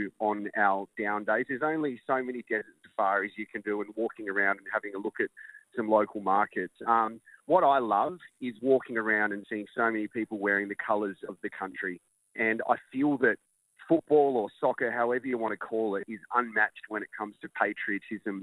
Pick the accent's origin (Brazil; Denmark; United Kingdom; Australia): Australia; I'm Australian